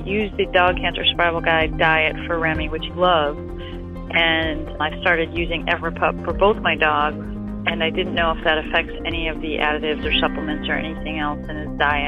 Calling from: Annapolis, Maryland, United States; I'm calling from Annapolis, Maryland.

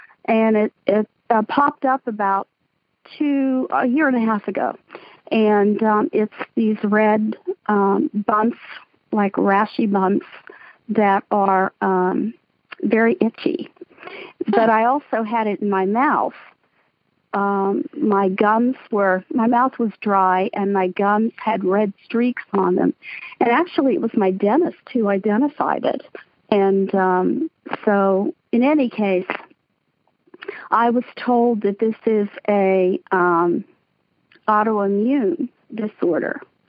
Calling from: Central Pennsylvania, United States; I'm calling from Central Pennsylvania.

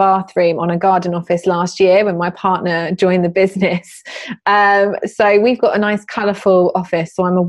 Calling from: London, United Kingdom; I am sat in my garden office in East London.

